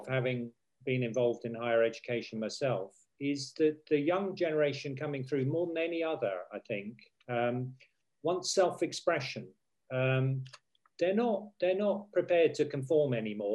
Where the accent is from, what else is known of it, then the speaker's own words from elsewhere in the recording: United Kingdom; us as the British